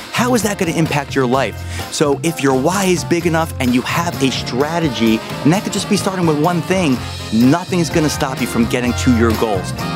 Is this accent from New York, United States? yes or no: yes; New York, United States; I'm a New Yorker